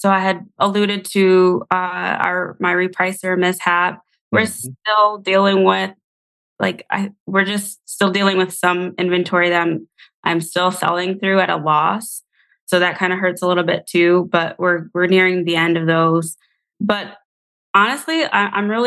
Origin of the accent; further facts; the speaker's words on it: Buffalo, New York, United States; now in Georgia, United States; I'm originally from Buffalo, New York, where we get like 8 feet of snow